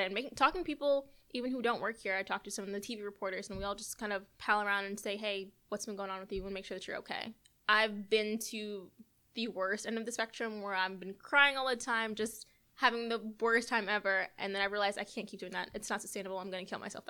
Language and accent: English; Marietta, Georgia, United States; now in Savannah, United States; my hometown paper of Marietta